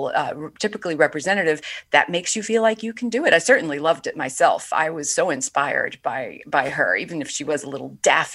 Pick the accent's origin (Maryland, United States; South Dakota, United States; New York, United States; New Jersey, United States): New York, United States; New York City; I grew up in Brooklyn, New York in the 70s